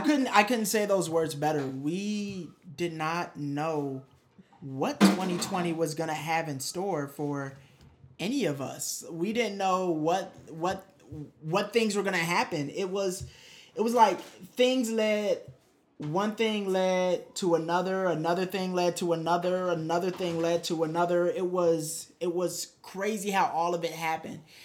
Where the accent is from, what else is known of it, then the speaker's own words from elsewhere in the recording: Detroit, Michigan, United States; I'm from Detroit, Michigan